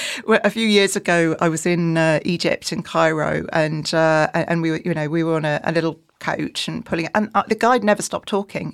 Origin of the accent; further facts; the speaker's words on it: just outside York, Yorkshire and the Humber, United Kingdom; I am from Yorkshire, um, just outside York